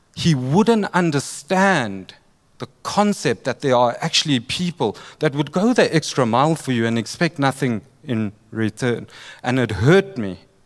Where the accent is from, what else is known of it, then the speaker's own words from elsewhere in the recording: Durban, KwaZulu-Natal, South Africa; I'm from Durban